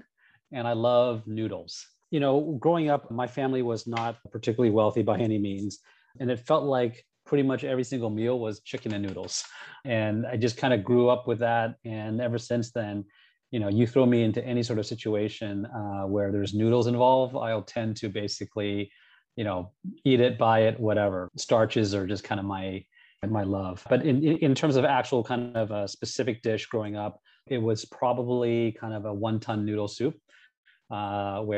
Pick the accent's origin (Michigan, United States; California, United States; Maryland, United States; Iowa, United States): California, United States; Cupertino; also born or lived in San Rafael / Sunnyvale / San Jose; Cupertino, which is where kind of I was born and raised for the most part